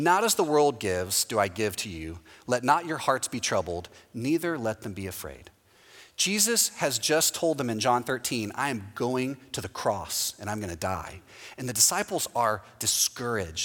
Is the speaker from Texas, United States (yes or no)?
yes; Houston, Texas, United States; now in Orlando, United States; Houston, my hometown, is the same way